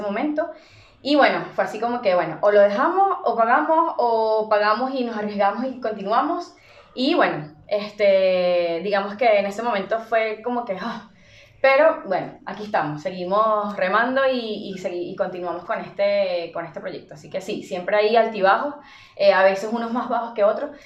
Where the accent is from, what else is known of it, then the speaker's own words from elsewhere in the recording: Venezuela; moved away; siendo venezolanos